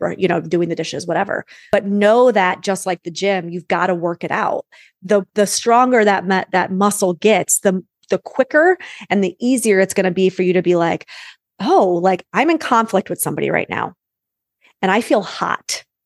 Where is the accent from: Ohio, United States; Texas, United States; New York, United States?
New York, United States; I'm a New Yorker